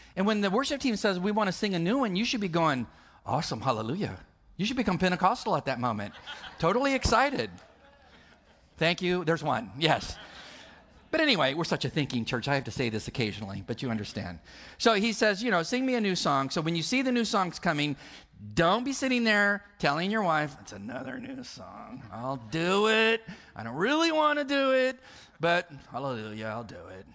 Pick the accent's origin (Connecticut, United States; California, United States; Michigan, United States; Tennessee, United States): California, United States; I'm from California.